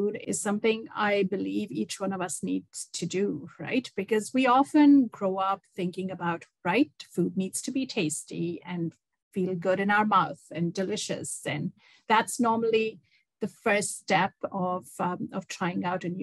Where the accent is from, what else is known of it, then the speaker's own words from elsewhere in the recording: India; moved away as an adult; also born or lived in Dubai, United Arab Emirates; now in Toronto, Canada; I grew up in India, and I traveled around India with my dad and my family.